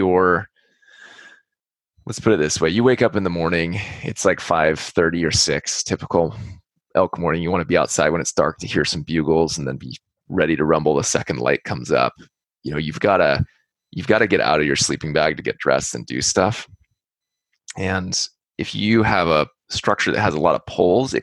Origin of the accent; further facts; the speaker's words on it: California, United States; we're from California